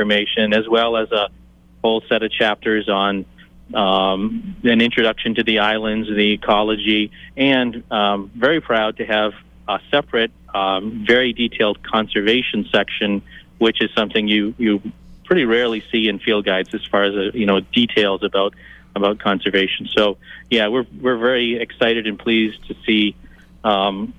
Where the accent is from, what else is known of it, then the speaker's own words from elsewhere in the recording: Maine, United States; growing up in Maine